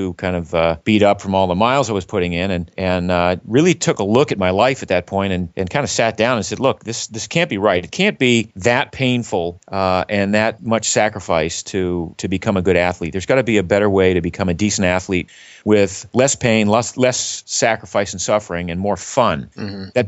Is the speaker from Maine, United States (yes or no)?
yes; Maine, United States; But I grew up in Maine, was not exposed to team sports very much, kind of gravitated to running just as a means of getting to and from school.